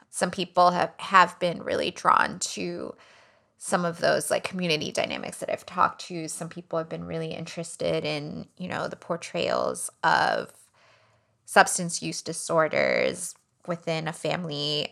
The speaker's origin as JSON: {"language": "English", "town": "Miami", "region": "Florida", "country": "United States", "tie": "born or raised there", "said": "Cuban American families who I grew up around in Miami"}